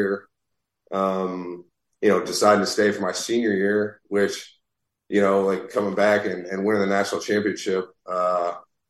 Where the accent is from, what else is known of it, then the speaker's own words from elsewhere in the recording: Naples, Florida, United States; moved away as an adult; I was from Naples